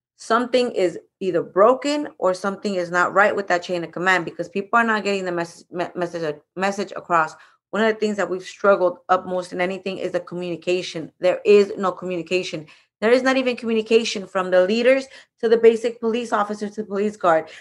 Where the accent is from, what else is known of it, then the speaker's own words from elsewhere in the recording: Los Angeles, California, United States; also born or lived in Mexico; i live in the jensen's building i lived there for 30 years